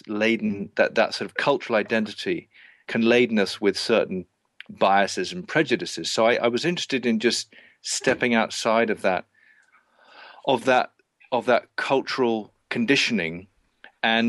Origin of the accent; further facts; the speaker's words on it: England, United Kingdom; moved away as an adult; I left England all those years ago